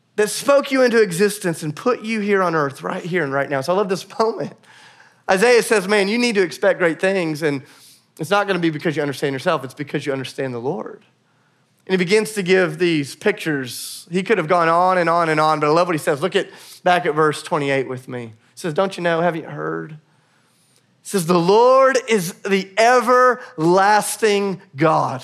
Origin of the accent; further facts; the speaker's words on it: United States; as American Christians